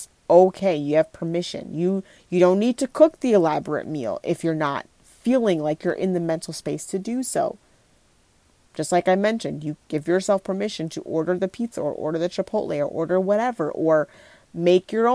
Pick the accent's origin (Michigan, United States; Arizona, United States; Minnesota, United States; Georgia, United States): Minnesota, United States; Minneapolis; moved away; I'm not in Minneapolis right now. I don't live there currently. It's just my hometown